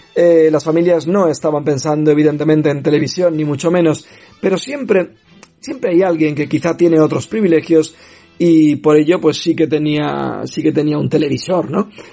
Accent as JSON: {"language": "Spanish", "country": "Spain", "said": "nuestro país"}